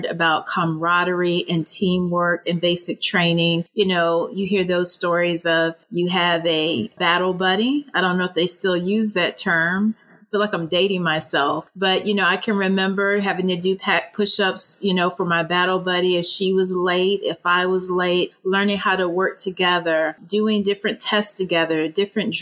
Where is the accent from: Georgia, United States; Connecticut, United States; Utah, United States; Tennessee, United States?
Georgia, United States; Augusta; moved away as an adult; I grew up in the South in Augusta, Georgia